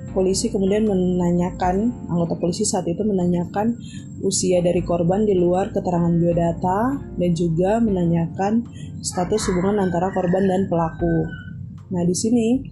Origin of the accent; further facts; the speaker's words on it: Papua, Indonesia; moved away; also born or lived in Yogyakarta; fisik saya Papua